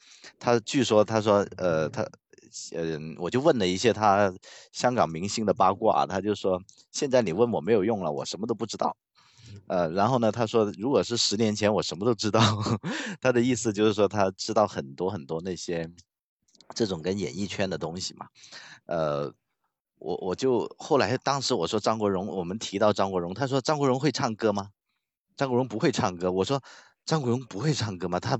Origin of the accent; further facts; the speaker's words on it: Guangzhou, Guangdong, China; first language Cantonese; Chinese is a second language; 我我是就是粤语是我们的母语，粤语是我们。